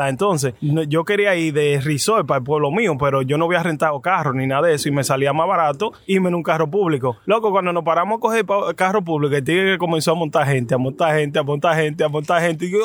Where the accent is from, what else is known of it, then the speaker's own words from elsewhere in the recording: United States; Pues yo soy americano, yo hablo español